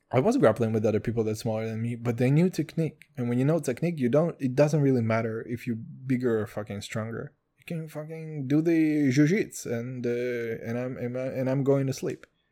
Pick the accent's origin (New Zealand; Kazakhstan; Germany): Kazakhstan; English is a second language; now in Israel; I'm from Kazakhstan